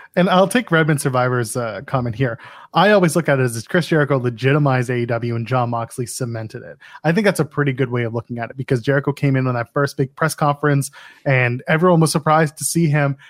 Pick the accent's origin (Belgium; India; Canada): Canada; I am a Canadian